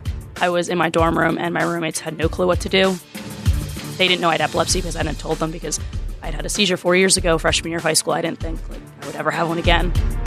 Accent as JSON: {"language": "English", "town": "Pottstown", "region": "Pennsylvania", "country": "United States", "moved": "as an adult", "lives_now": "Philadelphia, United States", "said": "I'm from Pottstown, Pennsylvania. I'm not used to big buildings. I'm used to farm country and running around having fields around me, not buildings."}